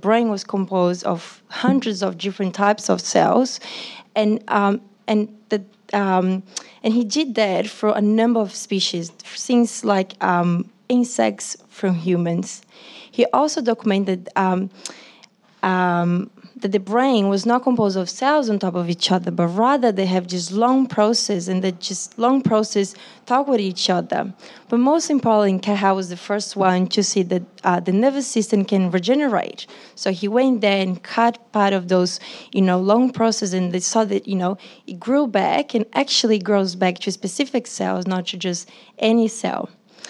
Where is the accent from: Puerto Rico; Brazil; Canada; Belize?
Brazil; moved away as an adult; now in Australia; I'm from Brazil